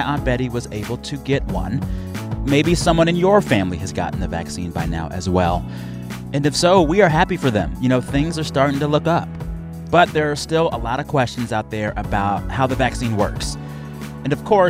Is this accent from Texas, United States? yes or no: yes; San Antonio, Texas, United States; I am from San Antonio, Texas